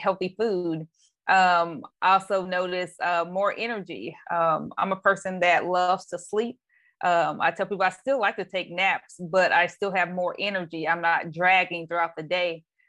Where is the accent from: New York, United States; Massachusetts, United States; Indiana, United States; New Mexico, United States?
Indiana, United States; Anderson; now in Bay Area, United States; I am actually originally from um, a city called Anderson, Indiana. Uh, currently, I live in the Bay Area of California.